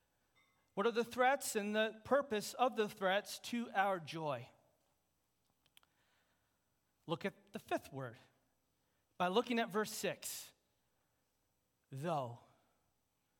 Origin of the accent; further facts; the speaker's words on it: United States; As American Christians